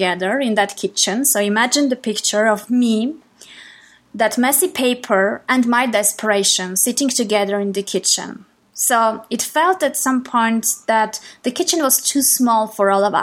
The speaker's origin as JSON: {"language": "English", "country": "Armenia", "second_language": "English", "said": "I am from Armenia, and English is a foreign language for me."}